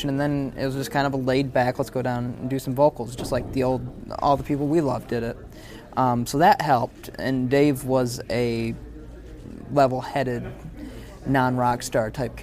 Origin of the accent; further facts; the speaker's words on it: Michigan, United States; now in Nashville, United States; We're all buddies from Michigan